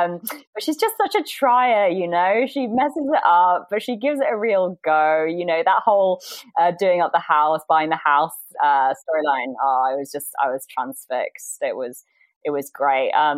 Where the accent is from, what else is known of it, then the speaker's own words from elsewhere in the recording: Somerset, South West England, United Kingdom; also born or lived in United States / Wiltshire; So, I grew up in Somerset countryside